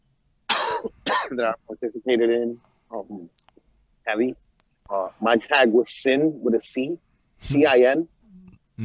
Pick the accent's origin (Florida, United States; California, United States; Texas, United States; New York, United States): New York, United States; New York City; I was growing up in New York City around this shit